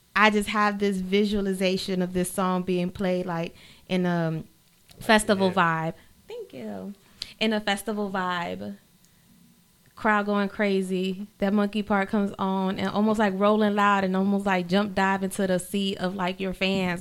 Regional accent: Miami-Dade, Florida, United States; also born or lived in Honduras; Raised in uh-huh. Miami Dade.

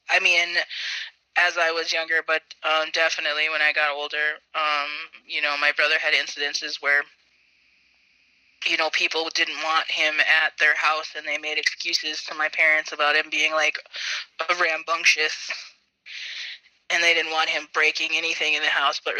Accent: Bismarck, North Dakota, United States; also born or lived in Belcourt, North Dakota; I grew up in Bismarck, North Dakota, but my family is from the Turtle Mountains in Belcourt, North Dakota. So, I went to school and um, lived in Bismarck, but in the summers I would um, go live with my grandma in Belcourt

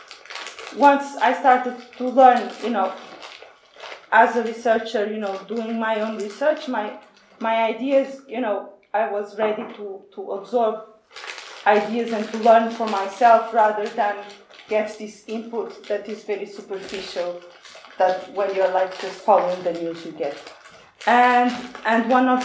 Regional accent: Portugal; moved away; also born or lived in former Yugoslavia; My background is, I come from Portugal

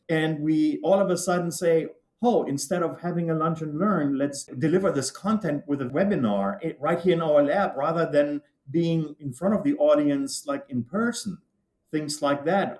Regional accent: Germany; moved away as an adult; now in United States; I was, as you can tell, not born here in the US. I was born and raised in Germany.

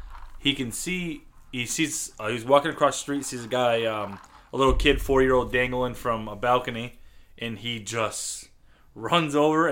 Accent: United States; We're fucking American.

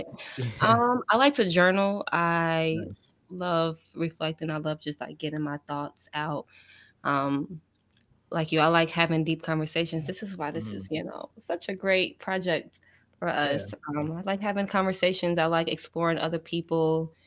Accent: Gary, Indiana, United States; also born or lived in Philadelphia / Louisiana; I'm from Gary, Indiana. It's a small city in Indiana, Northwest Indiana. Shout out to the 219.

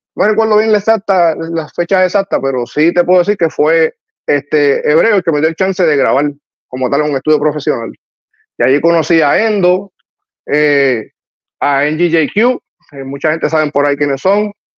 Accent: Trujillo Alto, Puerto Rico; me crié allá en Trujillo Alto, en el residencial Los Cedros

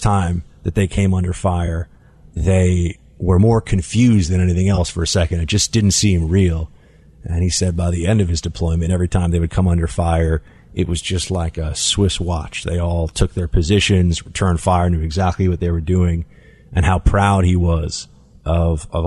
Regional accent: New York City, New York, United States; I grew up in New York City

